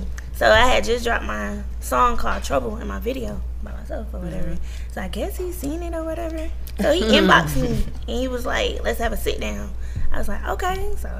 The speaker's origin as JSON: {"language": "English", "town": "Albany", "region": "Georgia", "country": "United States", "moved": "as an adult", "lives_now": "Atlanta, United States", "said": "I'm from Albany, Georgia."}